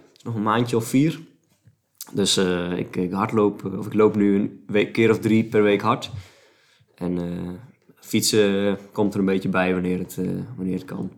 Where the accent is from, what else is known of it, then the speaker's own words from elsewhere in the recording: Wijngaarden, South Holland, Netherlands; het, dorp, een kilometer boven Sliedrecht, waar ik geboren ben, is Wijngaarden